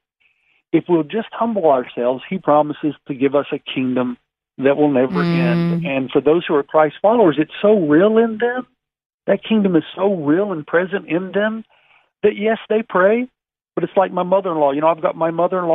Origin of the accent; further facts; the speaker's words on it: the South, United States; we grew up even in the South singing some of these songs